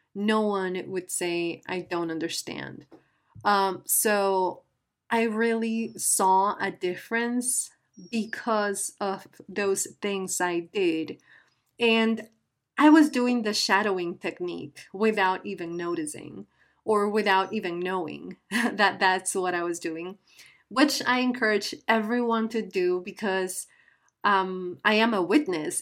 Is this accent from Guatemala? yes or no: yes; Guatemala; first language Spanish; English is a second language; I am from Guatemala, a beautiful country in Central America. And uh, my native language is Spanish.